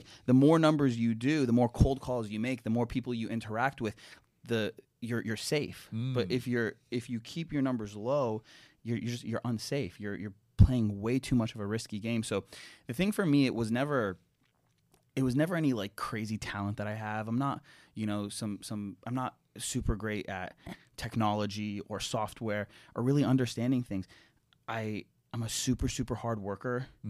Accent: Ohio, United States; also born or lived in Toronto, Canada; I was born in Toronto, but I grew up in Ohio.

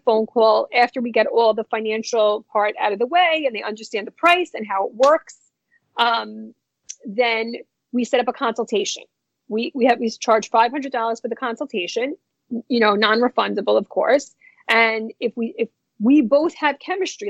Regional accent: New York City, New York, United States; born or raised there; also born or lived in New Jersey

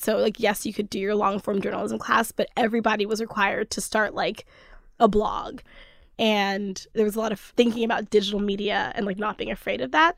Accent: Cockeysville, Maryland, United States; moved away as an adult; also born or lived in Oakland; now in Brooklyn, United States; I'm from Cockeysville, which is a suburb of Baltimore

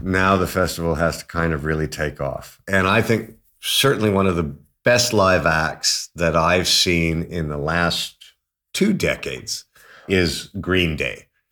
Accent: Toronto, Ontario, Canada; also born or lived in London, United Kingdom; growing up in Toronto

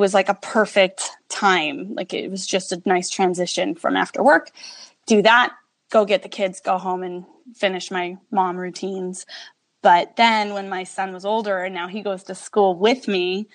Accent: New York, United States; now in Las Vegas, United States; I'm from New York. So we were both East Coast people

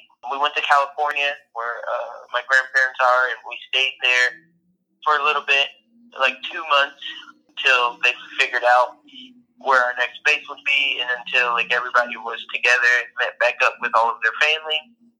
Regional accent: Central Luzon, Philippines; first language Tagalog; English is a second language; the Philippines at Clark Air Force Base. And we had lived there for about 5 years. I grew up there. My first language really wasn't even English. It was Tagalog, which is Filipino

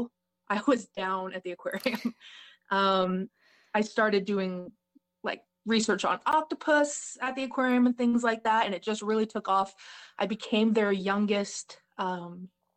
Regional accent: Oregon, United States; also born or lived in Pennsylvania; I moved from Pennsylvania back in the very early 90s, and we came out here. My parents saw Oregon in a magazine. They're like, that's what we want to raise kids

